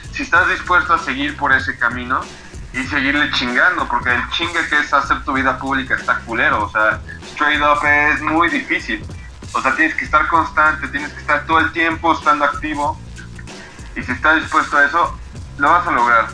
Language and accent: Spanish; Mexico; nosotros como artistas mexicanos